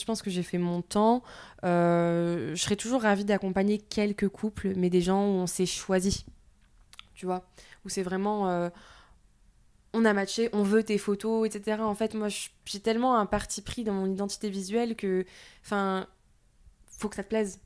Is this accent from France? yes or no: yes; southern France, France; accent: du sud; J'ai l'accent du sud qui est revenu